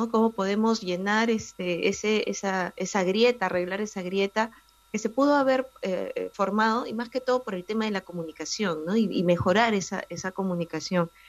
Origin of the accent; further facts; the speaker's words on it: Lima, Peru; yo soy eh